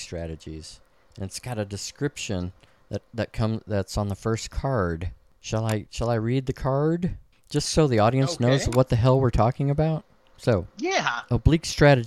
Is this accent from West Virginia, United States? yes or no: no; La Grange, Texas, United States; LaGrange? My hometown